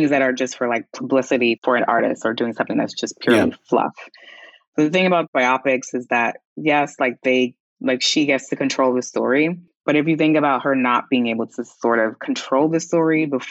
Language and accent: English; New York City, New York, United States; I'm from Queens